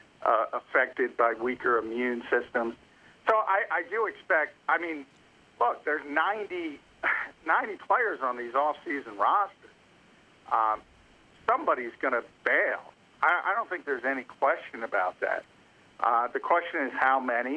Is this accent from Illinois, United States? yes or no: no; New Jersey, United States; New Jersey, my home state